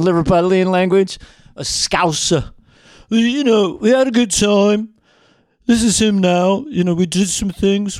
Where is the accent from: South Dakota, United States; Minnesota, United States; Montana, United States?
Montana, United States; I'm from Montana